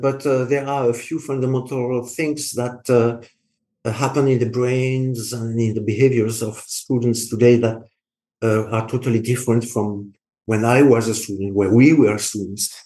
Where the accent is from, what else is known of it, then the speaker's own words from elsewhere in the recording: France; accent: French; English is a second language; I'm French